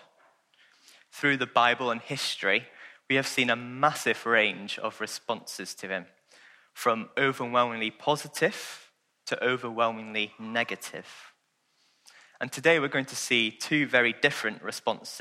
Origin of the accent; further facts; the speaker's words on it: Welsh, Wales, United Kingdom; I'm Welsh